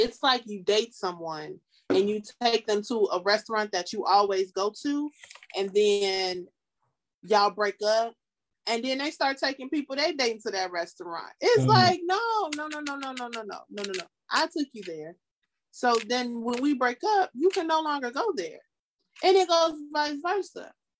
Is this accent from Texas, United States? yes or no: no; Chicago, Illinois, United States; born or raised there; also born or lived in Aurora, Illinois / Bolingbrook, Illinois